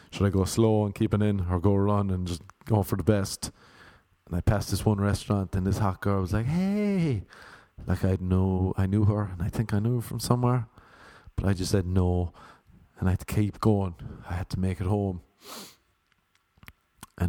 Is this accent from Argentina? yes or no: no; Ireland; now in United States; I'm from Ireland